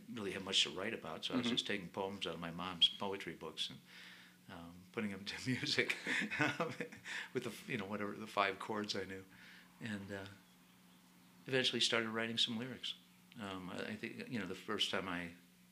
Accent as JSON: {"language": "English", "town": "Glenview", "region": "Illinois", "country": "United States", "tie": "born or raised there", "said": "I grew up in Glenview, Illinois, north of Chicago."}